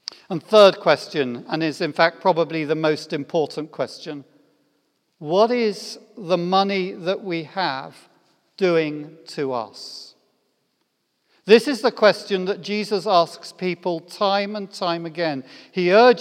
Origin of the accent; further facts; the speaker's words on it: United Kingdom; I'm British